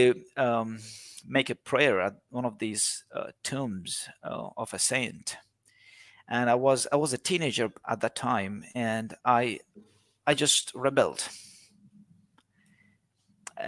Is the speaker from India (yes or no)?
yes; India; moved away as an adult; now in Australia; I've lived in India, I grew up in India, I've seen Hinduism from very young and early age.